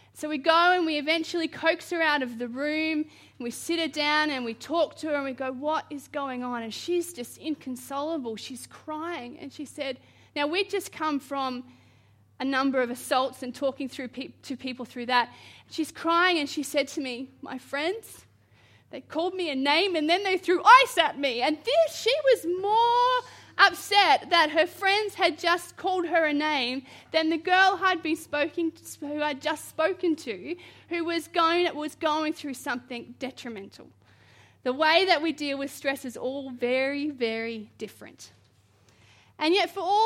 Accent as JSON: {"language": "English", "region": "Queensland", "country": "Australia", "moved": "yes", "said": "I'm originally from Queensland"}